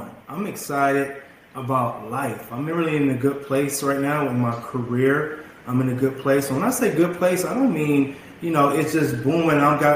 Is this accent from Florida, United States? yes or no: no; Bakersfield, California, United States; moved away as an adult; also born or lived in Los Angeles, California; moving back to my hometown